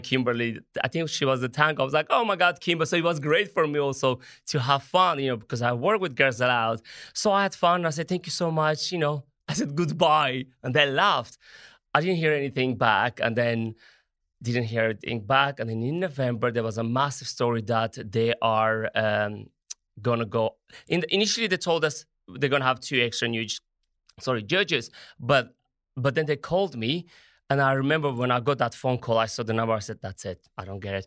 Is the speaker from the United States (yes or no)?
no; Armenia; English is a second language; moved away as an adult; also born or lived in Italy; as an Armenian